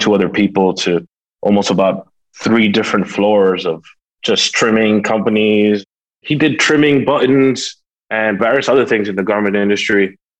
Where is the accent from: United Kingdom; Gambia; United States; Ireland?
United States; New York City, New York; basically where I grew up was in the mid-30s between like 8th and 9th Avenue.